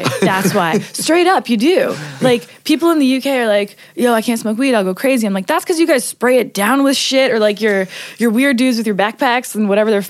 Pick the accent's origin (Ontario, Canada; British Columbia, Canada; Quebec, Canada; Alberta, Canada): Ontario, Canada; Hamilton; also born or lived in Toronto; I grew up in like Toronto. Like okay. I'm from Hamilton, so it's like 45 minutes from Toronto. From 18 on, I was in Toronto, and we are the most multicultural city, I think, in the world.